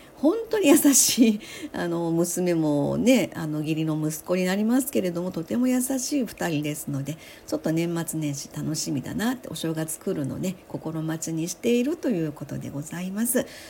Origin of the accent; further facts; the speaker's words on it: Osaka, Japan; moved away as an adult; now in Sanda, Japan; 私は大阪生まれ大阪育ち